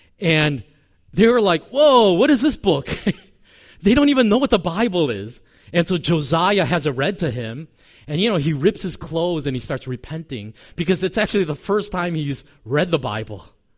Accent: South Korea; born there; I was born in Korea to a father.

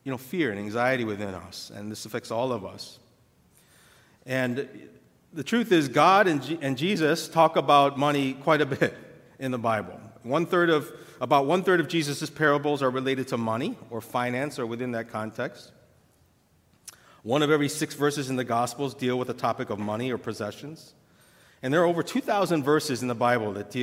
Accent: St. Louis, Missouri, United States; My dad and my parents immigrated here just before I was born from Korea.

